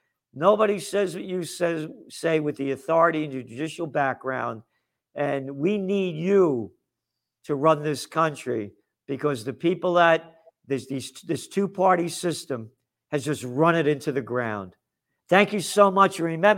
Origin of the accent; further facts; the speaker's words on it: United States; I am an American.